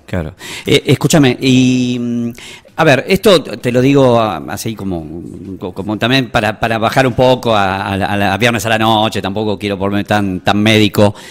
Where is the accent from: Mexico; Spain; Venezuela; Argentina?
Argentina; Buenos Aires; also born or lived in Tucumán; now in San Miguel de Tucumán, Argentina; desde que estoy viviendo acá en Tucumán, yo soy de Buenos Aires, así que adopté Tucumán como mi segundo hogar